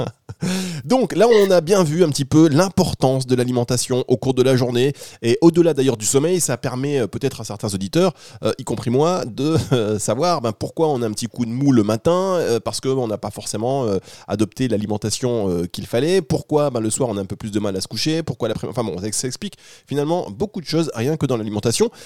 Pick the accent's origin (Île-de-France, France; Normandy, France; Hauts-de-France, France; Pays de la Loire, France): Hauts-de-France, France; Dunkirk; j'ai grandi à Dunkerque